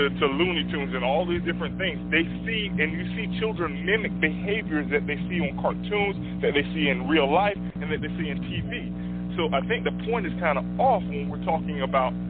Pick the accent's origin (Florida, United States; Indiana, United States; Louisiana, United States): Florida, United States; Miami; I grew up in Miami